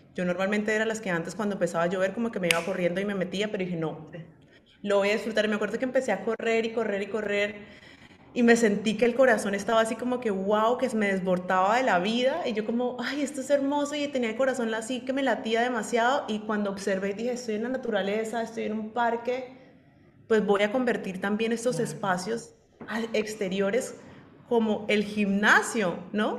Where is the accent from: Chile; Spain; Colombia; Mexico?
Colombia; soy colombiana